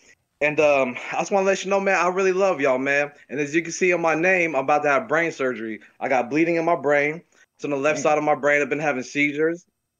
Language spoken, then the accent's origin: English; San Jose, California, United States; I'm from the south side of San Jose, man. I'm from the Bay Area